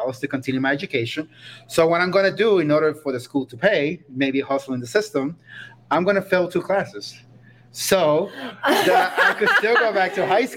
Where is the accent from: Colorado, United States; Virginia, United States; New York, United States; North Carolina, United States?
New York, United States; moved away as an adult; also born or lived in Costa Rica; now in Aspen, United States; I grew up in New York